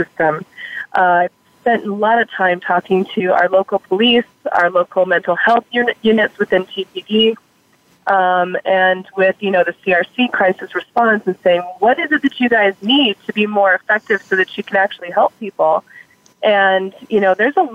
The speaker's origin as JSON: {"language": "English", "town": "Tucson", "region": "Arizona", "country": "United States", "tie": "born or raised there", "said": "I've grown up downtown and, gone to public schools here in TUSD."}